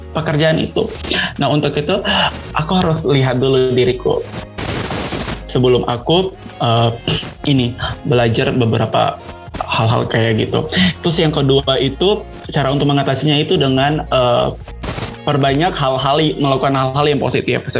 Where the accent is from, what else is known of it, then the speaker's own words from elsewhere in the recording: Ambon, Maluku, Indonesia; now in Yogyakarta, Indonesia; Saya asalnya dari Ambon, Maluku. Dan sekarang saya eh, berkuliah di Yogyakarta